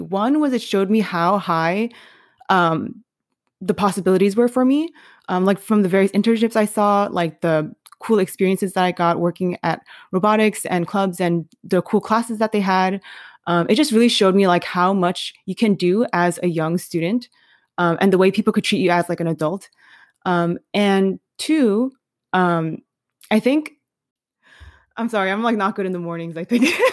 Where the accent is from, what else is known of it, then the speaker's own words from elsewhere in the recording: New York City, New York, United States; moved away as an adult; also born or lived in Michigan / Denver; I was born and raised in New York City